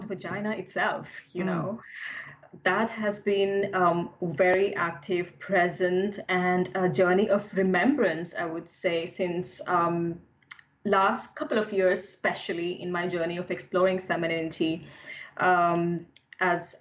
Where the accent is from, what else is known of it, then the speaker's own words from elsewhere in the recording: India; now in London, United Kingdom; being grown up in India in a conservative family